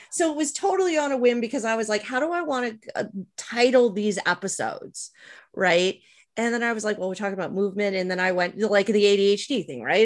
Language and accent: English; Montreal, Quebec, Canada; growing up where I did in Montreal when I did